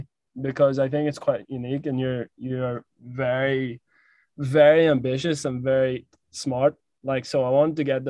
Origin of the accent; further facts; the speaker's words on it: San Diego, California, United States; We're from San Diego